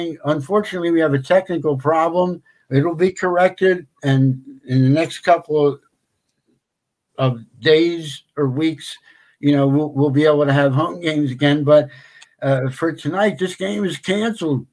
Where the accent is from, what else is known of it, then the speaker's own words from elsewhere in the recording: Philadelphia, Pennsylvania, United States; growing up in Philadelphia